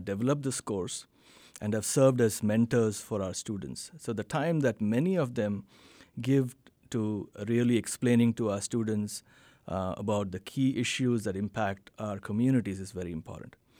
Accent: Bangalore, Karnataka, India; moved away as an adult; now in Fayetteville, United States; B M S College of Engineering in Bangalore, India, which is in the southern part of India, which happens to be my, be my hometown as well

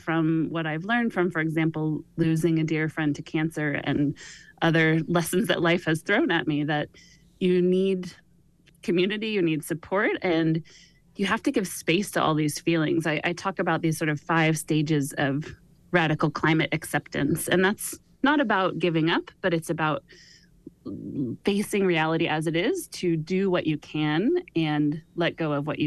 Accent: Sonoma, California, United States; my hometown of Sonoma

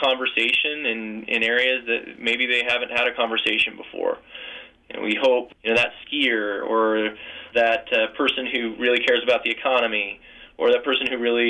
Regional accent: Syracuse, Utah, United States; I grew up in Syracuse, and I used to be able to ride my bike to the Great Salt Lake.

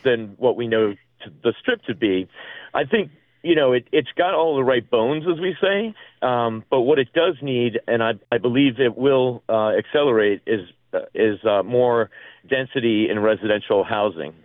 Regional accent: East Coast, United States; now in Las Vegas, United States; I'm from the East Coast

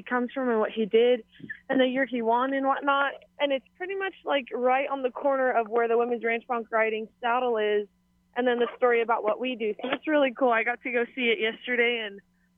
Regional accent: Waimānalo, Hawaii, United States; moved away as an adult; also born or lived in Mountain View, Hawaii; now in Wyoming, United States; I grew up roping and running barrels at Kualoa, because I moved to Waimānalo when I was really young

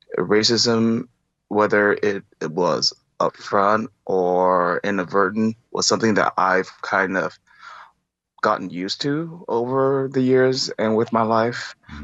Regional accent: Taiwan; English is a second language; Well, to be honest, I'm from Taiwan, Taiwanese Chinese.

